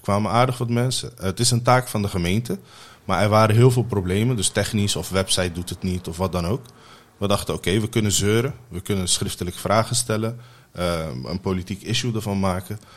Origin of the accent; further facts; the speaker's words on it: The Hague, South Holland, Netherlands; also born or lived in Mogadishu, Somalia / Ter Apel, Netherlands; als zevenjarige jongetje ben ik naar Nederland gekomen